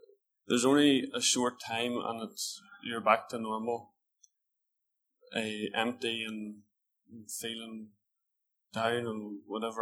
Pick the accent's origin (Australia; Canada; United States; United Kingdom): United Kingdom; Northern Ireland; I'm from Eglis, well, just outside Eglis, which is about 10, 15 miles away